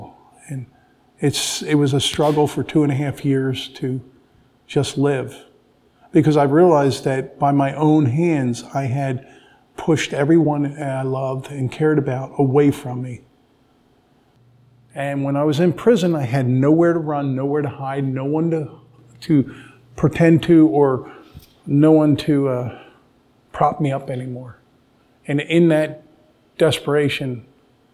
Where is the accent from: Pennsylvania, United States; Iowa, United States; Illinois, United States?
Pennsylvania, United States; Drexel Hill; I grew up in Drexel Hill, Pennsylvania.